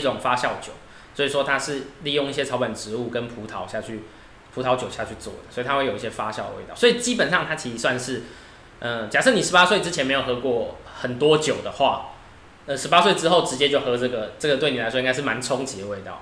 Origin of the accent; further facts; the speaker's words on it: Chiayi, Chiayi City, Taiwan; 我自己就是出生在嘉义